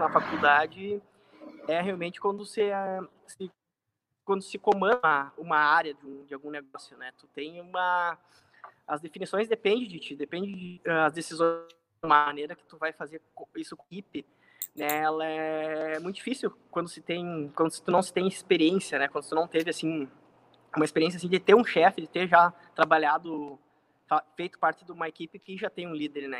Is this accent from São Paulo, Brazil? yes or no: no; Porto Alegre, Rio Grande do Sul, Brazil; now in Santo Ângelo, Brazil; eu sou nascido em Santo Ângelo, né? Uh, e fui muito novo, ainda criança, fui morar em Porto Alegre. A partir dos nove anos de idade, uh, fui com a família morar em Alegre, tive toda, praticamente toda a minha vida lá. Foram 18 anos morando em Porto Alegre.